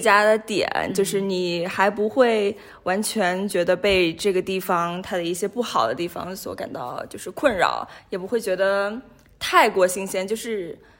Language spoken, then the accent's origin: Chinese; Ganzhou, Jiangxi, China; also born or lived in Hong Kong / United States / United Kingdom / Nigeria; now in Geneva, Switzerland; 我是来自江西赣州， 呃，是中国人，呃，然后在不同地方接受过教育，我在香港上过学，然后在美国，在英国念过书，呃，然后在尼日利亚上过班，也在日内瓦上过班，现在的话是回到了国际红十字日内瓦的总部